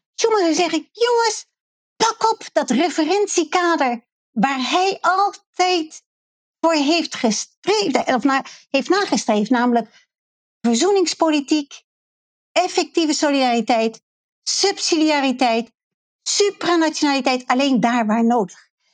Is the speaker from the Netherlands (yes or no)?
yes; Netherlands; als Nederlanders